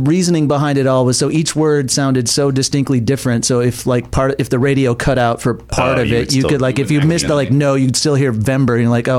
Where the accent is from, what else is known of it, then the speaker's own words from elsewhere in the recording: Waukegan, Illinois, United States; moved away; also born or lived in New York; growing up in Illinois